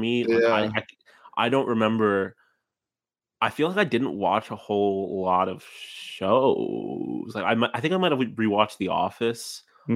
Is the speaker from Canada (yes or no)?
no; New York, United States; I'm a New Yorker